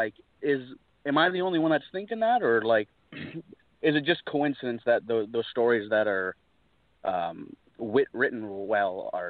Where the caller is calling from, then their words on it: British Columbia, Canada; from British Columbia, Canada.